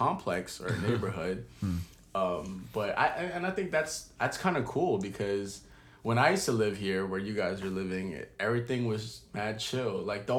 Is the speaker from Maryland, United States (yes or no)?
yes; Maryland, United States; now in Philadelphia, United States; we're all from Maryland, moved to Philly.